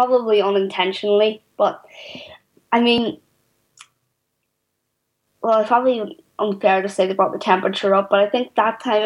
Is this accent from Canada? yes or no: no; Belfast, Northern Ireland, United Kingdom; I grew up in North Belfast on the interface